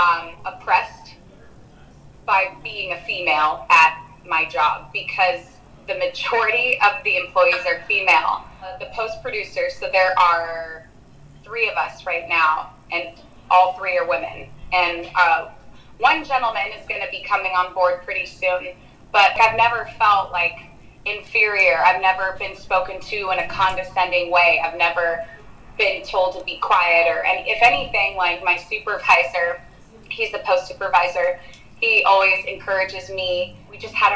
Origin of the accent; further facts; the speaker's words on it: Danville, California, United States; I grew up in Danville